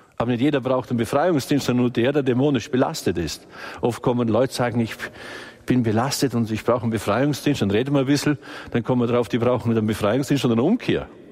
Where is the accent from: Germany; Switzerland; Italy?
Germany; Balderschwang, Bavaria; das war bei uns alles nicht so einfach im Balderschwang, weil wir im Außenbereich sind